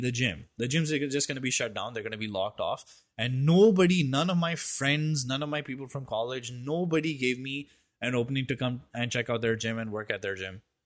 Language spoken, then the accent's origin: English; India; I'm an Indian